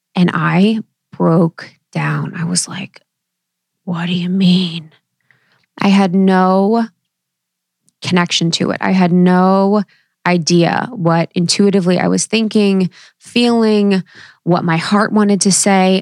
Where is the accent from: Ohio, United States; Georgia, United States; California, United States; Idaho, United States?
Ohio, United States; growing up in Ohio